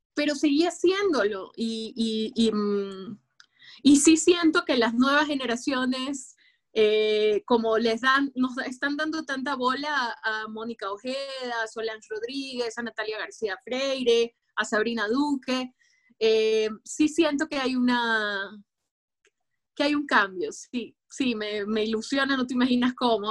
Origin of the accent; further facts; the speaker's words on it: Guayaquil, Guayas, Ecuador; una chica del sur de Guayaquil, de Guayaquil, Ecuador